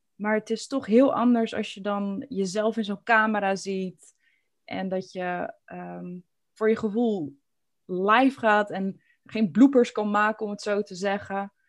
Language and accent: Dutch; Alphen aan den Rijn, South Holland, Netherlands; ik ben echt geboren en getogen in Al van der Rijn